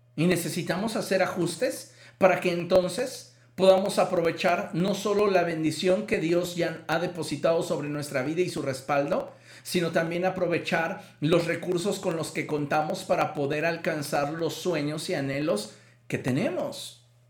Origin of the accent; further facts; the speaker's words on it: Mexico; culturalmente como mexicanos